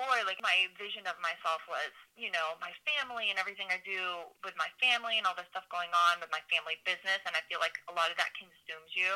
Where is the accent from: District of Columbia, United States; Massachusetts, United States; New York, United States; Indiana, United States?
Massachusetts, United States; Phillipston; I grew up in New England. So I'm from Massachusetts, this little town called Phillipston